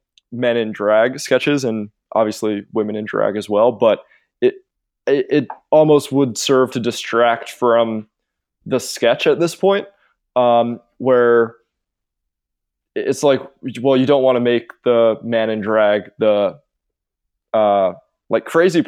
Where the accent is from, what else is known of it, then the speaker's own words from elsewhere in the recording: England, United Kingdom; growing up as like a weird kid and having this identity of like, oh, I'm from England.